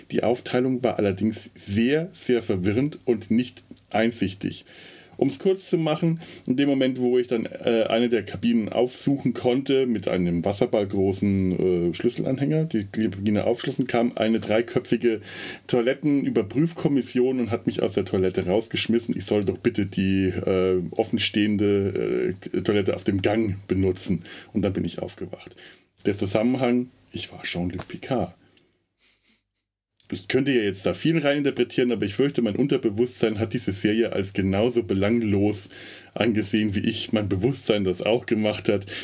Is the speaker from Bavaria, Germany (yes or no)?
yes; Werneck, Bavaria, Germany; Das Spannendste war tatsächlich diese Mischung aus, ein, aus, äh, aus Dubrovnik, Brüssel und meinem Heimatort Werneck.